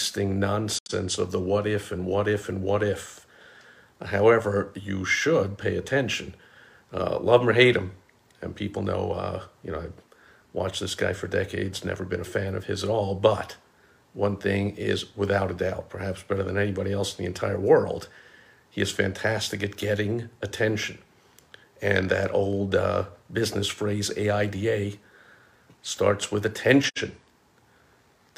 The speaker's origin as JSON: {"language": "English", "region": "New York", "country": "United States", "tie": "born or raised there", "said": "growing up in New York"}